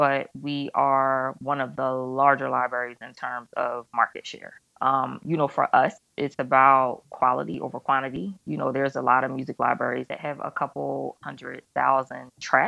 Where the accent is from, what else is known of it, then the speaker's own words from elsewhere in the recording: Philadelphia, Pennsylvania, United States; moved away as an adult; also born or lived in New York; now in Los Angeles, United States; I'm originally from Philadelphia